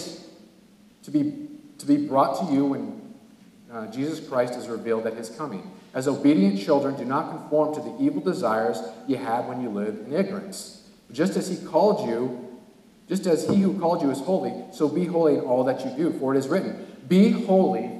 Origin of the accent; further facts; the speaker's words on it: California, United States; now in northeastern United States; I'm from California